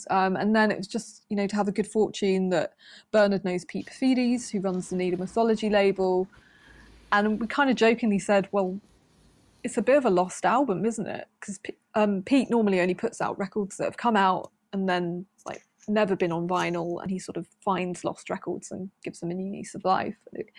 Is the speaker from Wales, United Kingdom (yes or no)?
yes; Wales, United Kingdom; I think I felt a massive disconnect from my Welshness, if you can put it like that, for a long ti